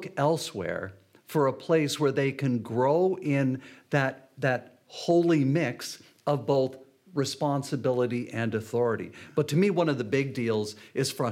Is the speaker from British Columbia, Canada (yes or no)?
no; St. Catharines, Ontario, Canada; I preached at the second last service of the church where I grew up in St. Catharines